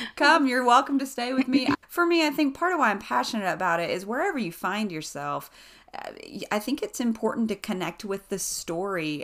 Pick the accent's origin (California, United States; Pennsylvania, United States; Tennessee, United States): Tennessee, United States; East; moved away as an adult; also born or lived in Western North Carolina / Nashville, Tennessee; now in Boone, North Carolina, United States; I grew up in East Tennessee on the other side of the state line